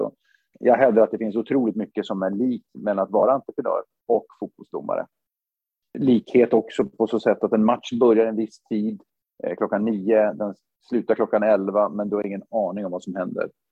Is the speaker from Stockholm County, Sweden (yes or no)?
no; Luleå, Norrbotten County, Sweden; moved away as an adult; jag är född i Luleå 1974